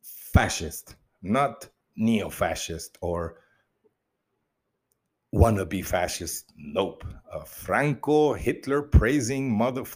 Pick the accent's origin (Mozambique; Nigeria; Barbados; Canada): Mozambique; I grew up in Mozambique in the communist years